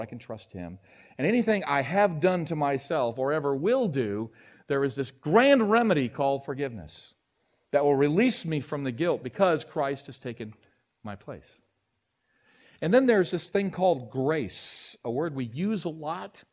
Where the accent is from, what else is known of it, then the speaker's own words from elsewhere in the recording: United States; I'm an American